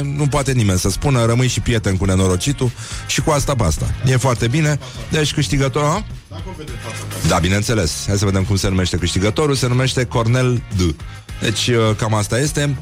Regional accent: Brăila, Brăila County, Romania; sunt din Brăila

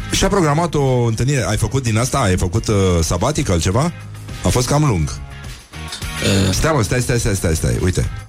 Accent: Moldavia, Romania; accent: Moldavian; vorbesc cu accent moldovenesc, nu?

